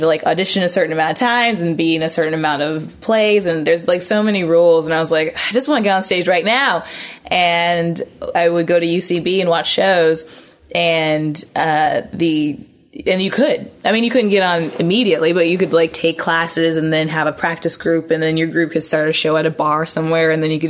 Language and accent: English; Indianapolis, Indiana, United States; moved away as an adult; also born or lived in New York; I'm from Indiana. Okay. Indianapolis, Indiana.